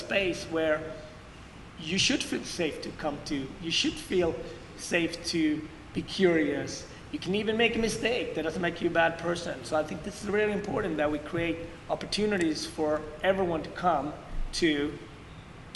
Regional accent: Sweden; also born or lived in Ethiopia; now in New York City, United States; growing up in Sweden

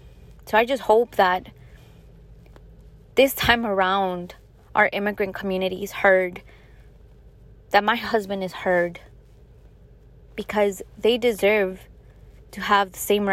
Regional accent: Chicago, Illinois, United States; now in Staten Island, United States; I was born and raised in the south side of Chicago, and then I ended up moving here in Staten Island, New York

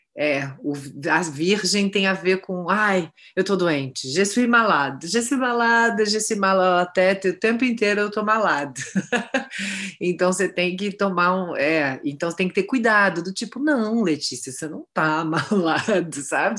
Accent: Rio de Janeiro, Brazil; Eu estudei a vida toda na Tijuca, eu morei, sei lá, 30 33 anos na Tijuca, nasci na Tijuca

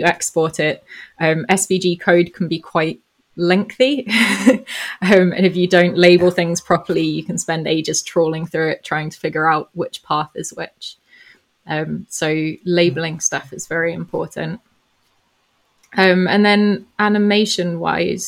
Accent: Johannesburg, Gauteng, South Africa; I grew up in South Africa, so this was in Johannesburg

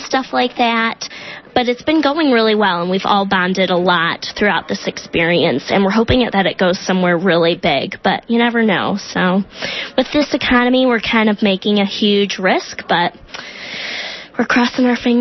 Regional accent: Detroit, Michigan, United States; moved away as an adult; now in San Francisco, United States; I am from Detroit, Michigan. I moved to San Francisco

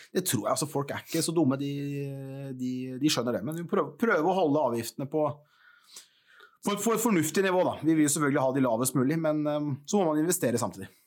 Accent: Porsgrunn, Telemark, Norway; Jeg, jeg bodde som liten på Stridsgrev

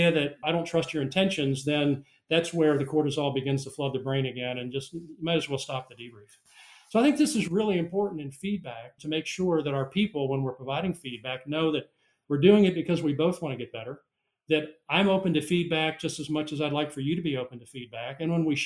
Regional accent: South Carolina, United States; my home state of South Carolina

